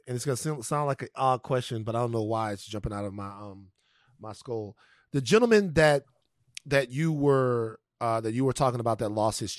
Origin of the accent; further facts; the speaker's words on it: Louisiana, United States; I'm from Louisiana